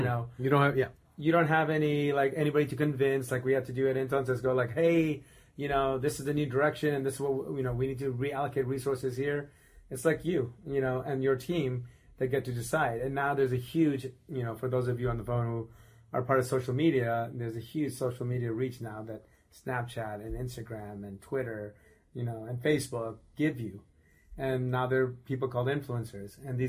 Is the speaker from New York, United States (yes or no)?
yes; Buffalo, New York, United States; Karman Road is the street we grew up on in Buffalo, New York.